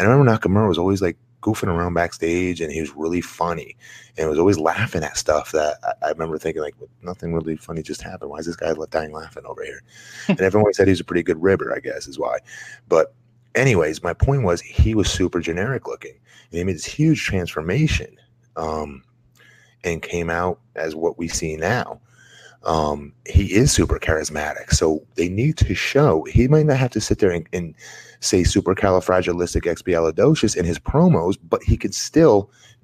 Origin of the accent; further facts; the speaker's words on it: United States; I'm American, I don't share that accent with them